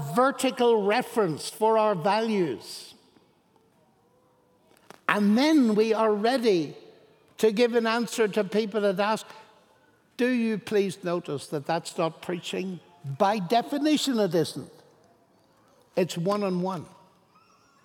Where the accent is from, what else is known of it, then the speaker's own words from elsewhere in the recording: Ireland; I'm Irish. We are full of imagination, we Irish.